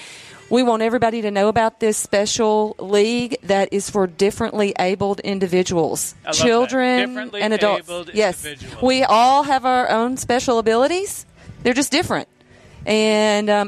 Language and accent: English; Columbia, Tennessee, United States; We're all three from Columbia and grew up here